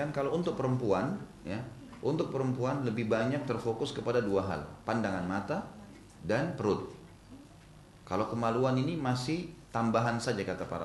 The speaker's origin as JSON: {"language": "Indonesian", "town": "Makassar", "region": "South Sulawesi", "country": "Indonesia", "said": "Di Makassar, karena saya dari Makassar, ada Kebiasaan orang Makassar, Bugis Makassar tuh kalau buat sayur dari kacang hijau."}